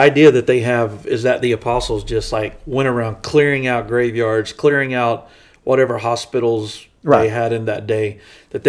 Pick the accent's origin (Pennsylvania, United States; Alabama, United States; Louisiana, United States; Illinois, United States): Louisiana, United States; Young man that I grew up with in Louisiana